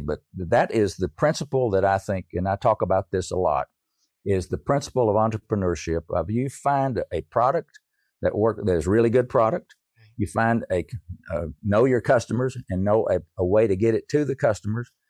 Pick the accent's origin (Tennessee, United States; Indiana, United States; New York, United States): Tennessee, United States; East; I grew up in East Tennessee. I'm a Tennessee hillbilly, I guess you could say.